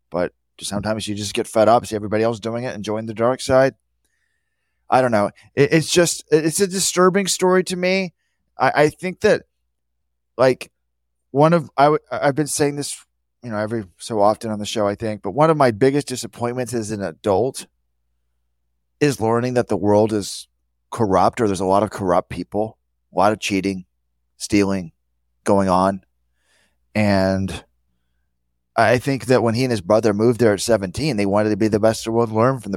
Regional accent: New Zealand; As a youth growing up in New Zealand, sportsmanship and general morals, you can't consider that.

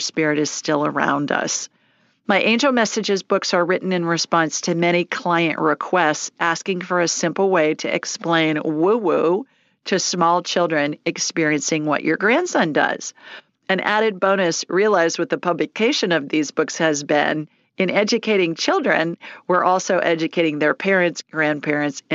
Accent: Columbus, Ohio, United States; I grew up in Columbus

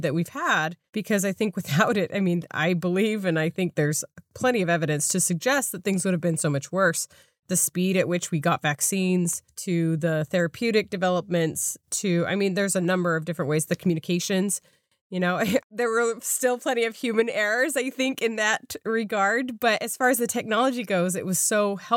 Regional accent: suburb of Salt Lake City, Utah, United States; moved away; I couldn't even find the home I had grown up

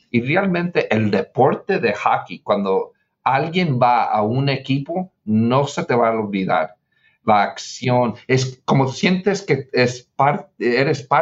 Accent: Mexico; now in United States; porque yo soy latino, porque yo soy mexicano

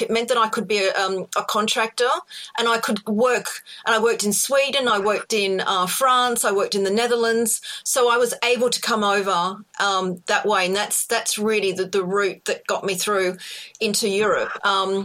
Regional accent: Australia; accent: Australian; now in United Kingdom; It's an Australian accent

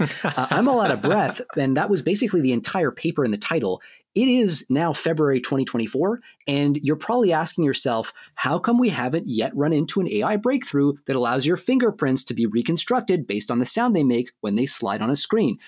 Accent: Canada

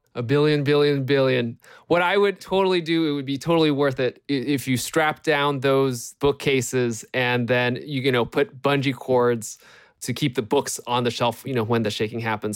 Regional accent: California, United States; I grew up here in California

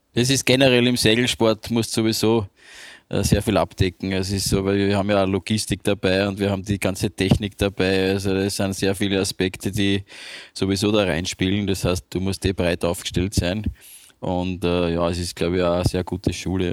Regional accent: Vienna, Austria; ich bin ja geborener Wiener

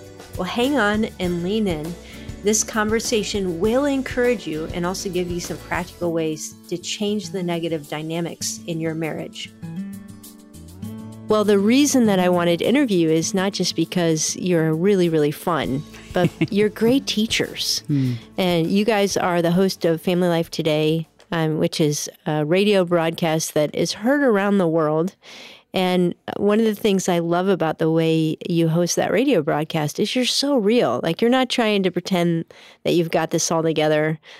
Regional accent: Cleveland, Ohio, United States; I grew up in Cleveland

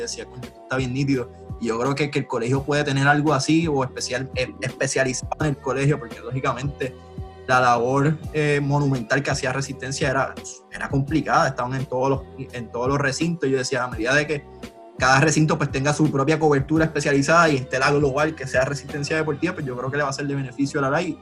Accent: Aguadilla, Puerto Rico; also born or lived in Vega Baja, Puerto Rico; soy, soy, natural de Aguadilla, estuve en Aguadilla hasta los 12, 11 años

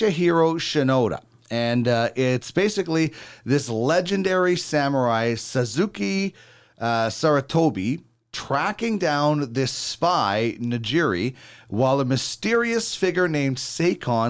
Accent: Manitoba, Canada; I grew up in Manitoba and you had to wear so many layers of clothing

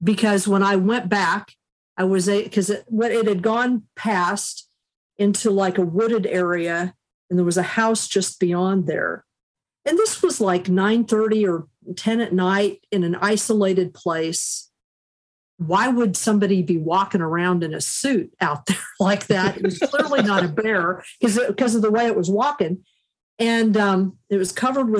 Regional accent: Kansas, United States; moved away as an adult; also born or lived in Chattanooga, Tennessee; now in Hudson Valley, New York, United States; I was raised first in Chattanooga, Tennessee, and then my family moved to Kansas

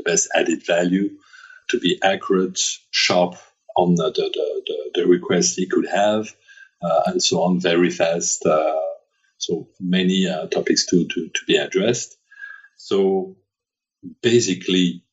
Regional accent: France; accent: French; English is a second language

